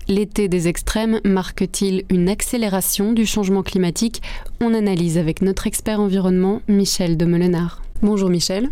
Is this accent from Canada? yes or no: no; Belgium; Chez nous en Belgique